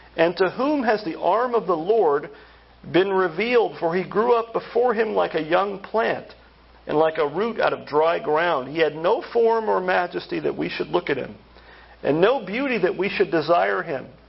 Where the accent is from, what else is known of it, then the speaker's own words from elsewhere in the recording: central Pennsylvania, United States; moved away; central Pennsylvania, oh, it was like this when I grew up